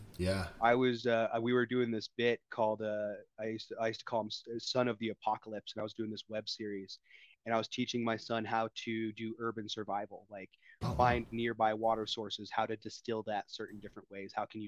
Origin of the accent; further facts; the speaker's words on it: Denver, Colorado, United States; now in Denver, United States; I got a job offer to come out, to move back out to Denver. I'm from Denver originally